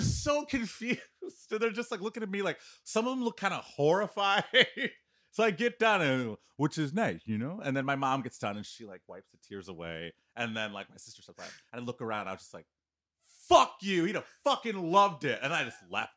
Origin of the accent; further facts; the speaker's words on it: Detroit, Michigan, United States; moved away; I grew up in Detroit. I moved away from Detroit in the 80s and 90s. That's where I grew up.